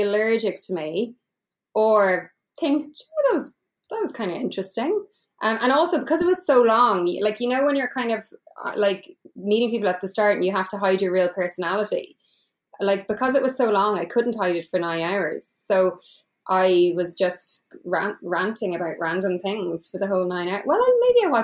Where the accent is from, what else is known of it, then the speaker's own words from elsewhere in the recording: Ireland; I'm from Ireland